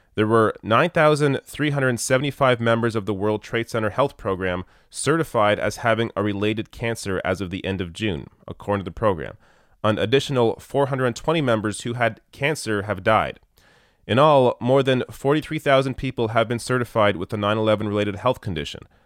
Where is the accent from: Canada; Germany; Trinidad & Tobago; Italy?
Canada; as a Canadian, I have experience with single payer healthcare